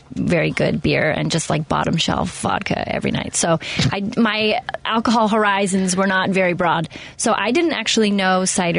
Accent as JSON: {"language": "English", "town": "Seattle", "region": "Washington", "country": "United States", "said": "Seattle. Seattle, Washington."}